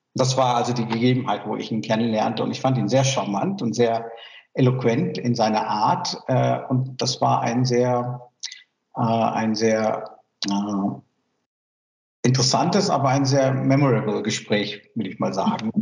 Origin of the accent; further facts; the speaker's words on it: Myanmar; German is a second language; now in Germany; ich komme aus Burma